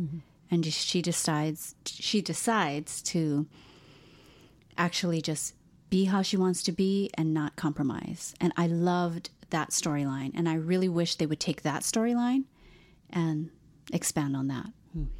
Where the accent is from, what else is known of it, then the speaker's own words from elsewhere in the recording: Hawaii, United States; And I think, too, like when you're born and raised in Hawaii, you don't realize you're Asian.